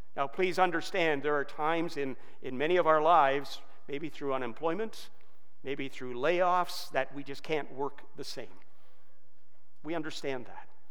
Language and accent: English; Georgetown, Ontario, Canada; also born or lived in England / Brampton; my parents were able to scrape down a down payment of $1,000 to buy a $21,000 brand new house in Georgetown